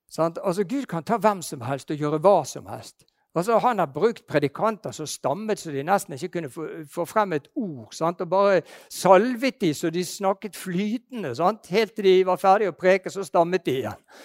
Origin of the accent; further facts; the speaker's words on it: Bergen, Vestland, Norway; Jeg er bergenser